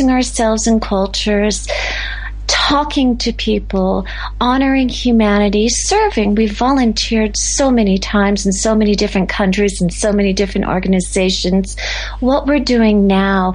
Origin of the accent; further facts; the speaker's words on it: United States; moved away; we call the United States our passport country because that's where we belong